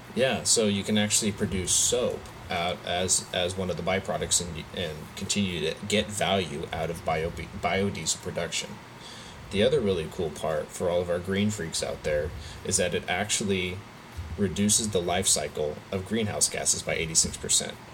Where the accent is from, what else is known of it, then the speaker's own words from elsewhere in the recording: California, United States; we're from California